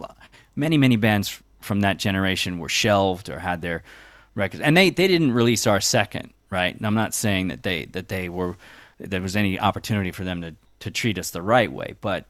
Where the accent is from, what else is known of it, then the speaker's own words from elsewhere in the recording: Long Island, New York, United States; now in New York City, United States; Yeah, I grew up on Long Island. I moved to New York City in '96, Lower East Side, as soon as I got out of college